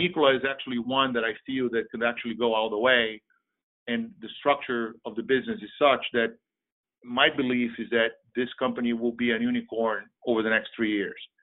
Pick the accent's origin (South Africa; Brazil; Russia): Brazil; now in United States; I'm originally from Brazil. I've been in the States for 35 plus years.